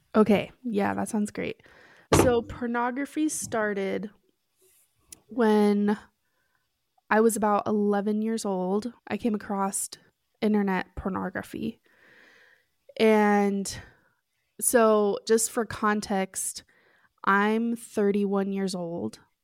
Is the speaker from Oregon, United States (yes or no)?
yes; Oregon, United States; moved away as an adult; also born or lived in Lima, Peru; now in Utah, United States; I grew up in Oregon, but I've lived in Utah for the last, like, eight years or so